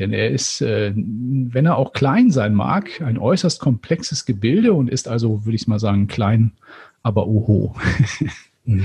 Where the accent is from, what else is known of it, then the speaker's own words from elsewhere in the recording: Northern Germany, Germany; als Norddeutscher